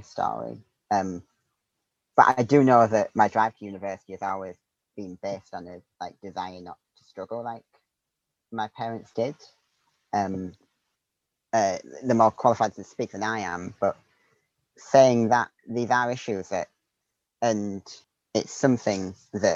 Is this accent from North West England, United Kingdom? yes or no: no; Darlington, North East England, United Kingdom; moved away as an adult; now in St Andrews, United Kingdom; I grew up in Darlington in the northeast of England